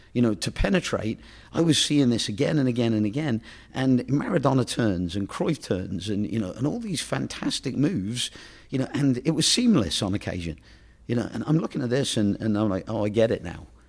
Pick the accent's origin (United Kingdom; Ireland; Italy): United Kingdom; England; moved away; being as I'm from England